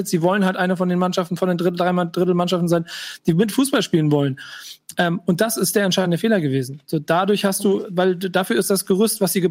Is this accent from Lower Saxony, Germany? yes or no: no; Bremen, Germany; Füllkrug, das, weißt du, wie weh das tut, als Bremer zu sehen